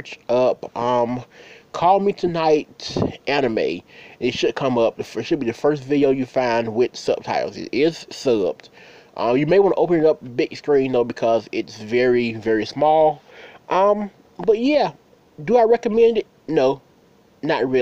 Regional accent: United States; I'm from the States

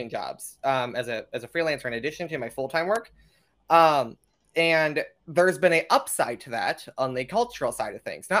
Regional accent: United States; me, the American

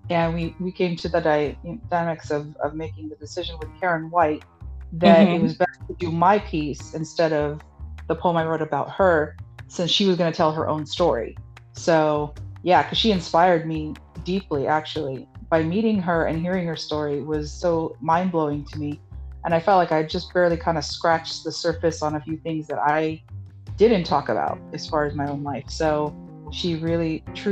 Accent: New York, United States; I was born in New York

